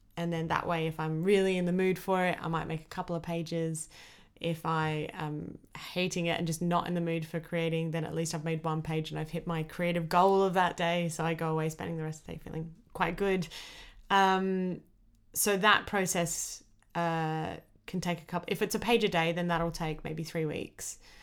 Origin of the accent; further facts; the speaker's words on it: Australia; I was born in Australia